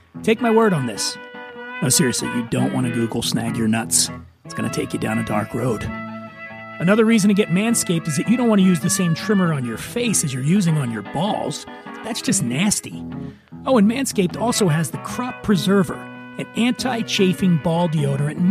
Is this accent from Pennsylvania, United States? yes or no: yes; Philadelphia, Pennsylvania, United States; Doylestown's a suburb of Philadelphia, where I'm from